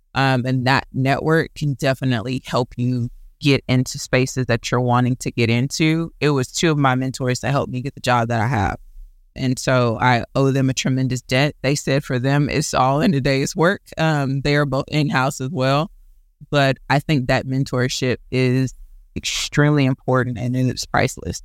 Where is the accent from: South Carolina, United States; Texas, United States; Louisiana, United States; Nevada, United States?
Texas, United States; Houston; I am a Houston native, born and raised